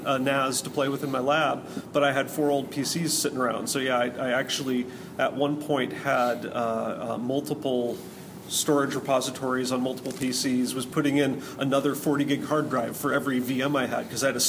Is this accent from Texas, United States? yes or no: no; Tacoma, Washington, United States; moved away as an adult; now in St. Louis, United States; I'm actually born and raised in Tacoma, Washington.